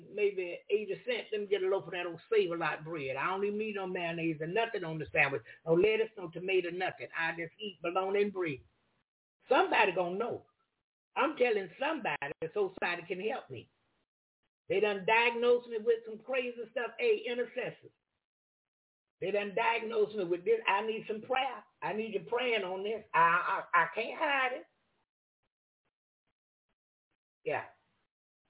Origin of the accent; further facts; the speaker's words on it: the South, United States; I'm from the South.